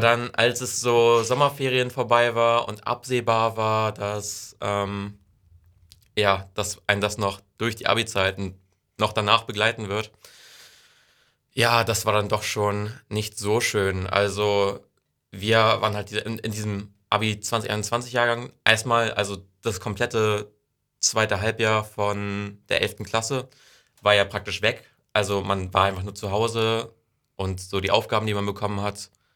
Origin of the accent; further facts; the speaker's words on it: Wesseln, Schleswig-Holstein, Germany; also born or lived in Ostrohe / Heide; Ich komme aus Wesseln, bin da zwei Jahre zur Schule gegangen, äh, dann zwei Jahre in Ostro zur Schule gegangen